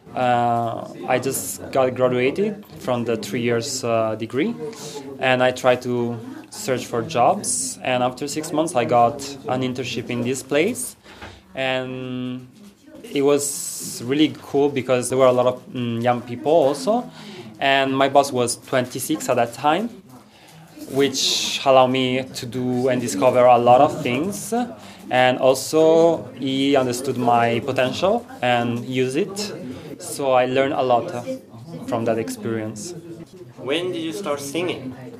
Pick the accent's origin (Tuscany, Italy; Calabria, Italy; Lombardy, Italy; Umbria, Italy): Lombardy, Italy; Milan; English is a second language; moved away as an adult; now in Japan; I come from Milan, and uh, my father is from Verona